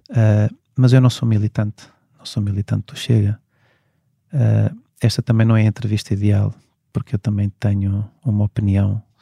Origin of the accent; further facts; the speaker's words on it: Portugal; porque sou português e, e nasci cá e tenho família cá